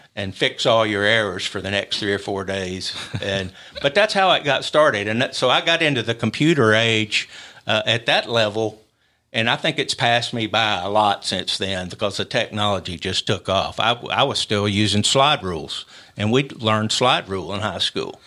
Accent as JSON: {"language": "English", "town": "Columbia", "region": "Tennessee", "country": "United States", "tie": "born or raised there", "moved": "as an adult", "lives_now": "Huntsville, United States", "said": "we grew up, uh, my brother and I, uh, in Columbia"}